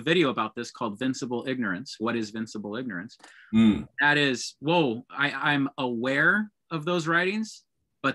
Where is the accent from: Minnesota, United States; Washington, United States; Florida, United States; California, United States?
California, United States; Fresno; also born or lived in Kerman, California; I was in Kerman from my birth, 82 until 92. And then I was in Fresno until 2000 when I graduated from high